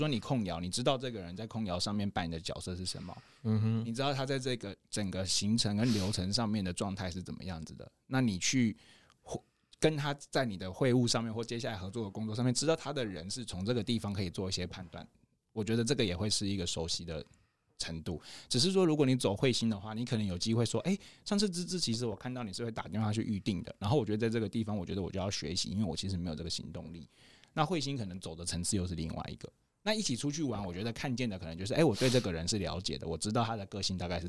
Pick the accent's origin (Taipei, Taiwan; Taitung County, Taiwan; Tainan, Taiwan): Taitung County, Taiwan; Taitung; 小时候小时候在台东长大